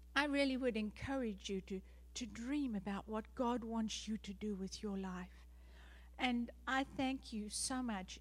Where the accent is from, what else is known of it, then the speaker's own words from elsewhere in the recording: South Africa; moved away; I am South African born, that's why I have the funny accent.